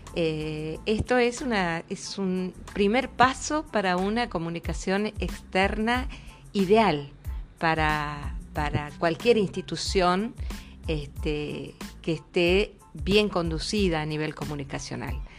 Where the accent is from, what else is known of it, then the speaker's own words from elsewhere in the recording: Santiago del Estero, Argentina; somos Santiago del Estero, la cuna del doctor Ramón Carrillo